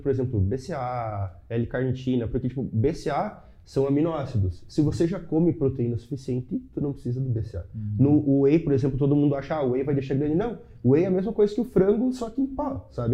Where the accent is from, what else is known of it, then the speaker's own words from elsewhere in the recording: Chapecó, Santa Catarina, Brazil; eu sou de Chapecó. Uhum. Sou de Chapecó, uma cidade de 200 mil habitantes